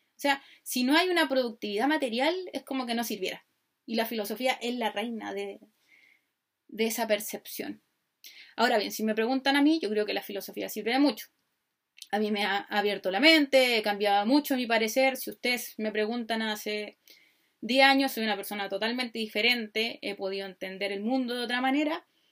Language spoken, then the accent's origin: Spanish; Chile; accent: Chilean; soy chilena, como pueden escuchar por mi maravilloso acento